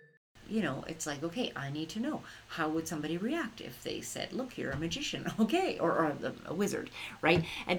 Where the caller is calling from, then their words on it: Cheadle, Alberta, Canada; I'm listening from Cheadle, Alberta.